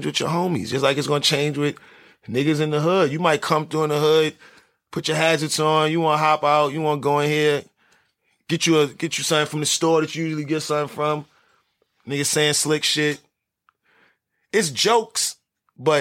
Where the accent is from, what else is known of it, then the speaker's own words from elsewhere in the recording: New York City, New York, United States; moved away as an adult; also born or lived in Washington Heights; now in California, United States; That's where I was raised